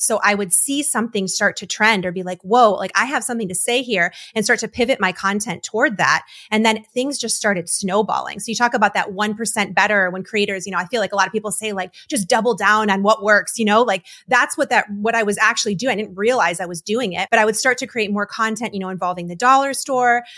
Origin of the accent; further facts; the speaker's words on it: Detroit, Michigan, United States; now in North Carolina, United States; I was born and raised in Detroit. I came down to North Carolina